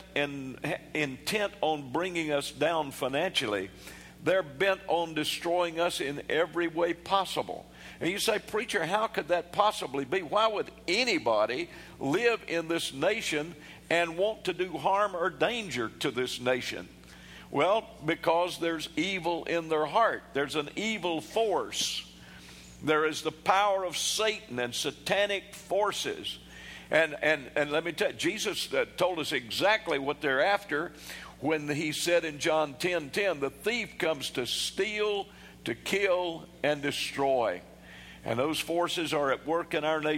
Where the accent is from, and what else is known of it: United States